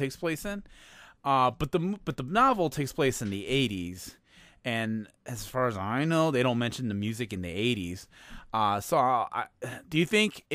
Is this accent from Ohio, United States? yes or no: no; Chicago, Illinois, United States; I'm from Chicago